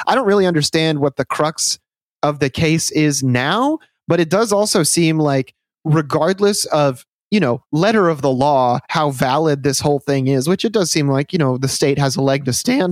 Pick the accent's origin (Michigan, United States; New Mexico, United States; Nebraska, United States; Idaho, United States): Michigan, United States; I'm from Michigan